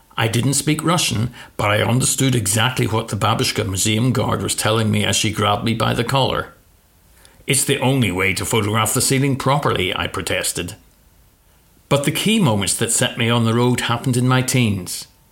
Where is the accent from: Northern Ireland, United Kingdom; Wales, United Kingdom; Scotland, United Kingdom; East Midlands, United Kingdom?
Northern Ireland, United Kingdom; my hometown was the center of the biggest story in the world